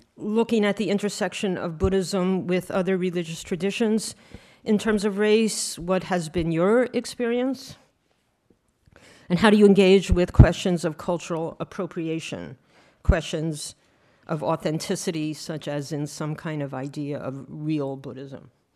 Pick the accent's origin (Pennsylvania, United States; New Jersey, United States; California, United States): Pennsylvania, United States; Philadelphia; I was born in Philadelphia, Uni um, Pennsylvania